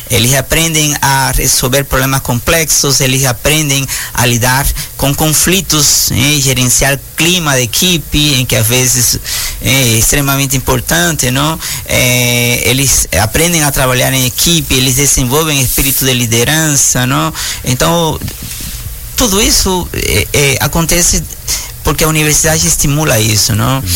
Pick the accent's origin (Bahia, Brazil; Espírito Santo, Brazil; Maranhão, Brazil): Maranhão, Brazil; São Luís; É, eu sou de São Luís do Maranhão.